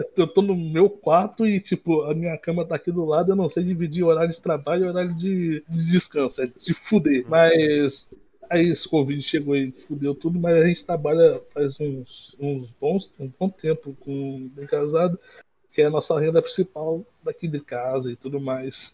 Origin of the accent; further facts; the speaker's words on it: interior of Rio de Janeiro state, Brazil; eu não sou do Rio, Rio Central, capital, é mais do interior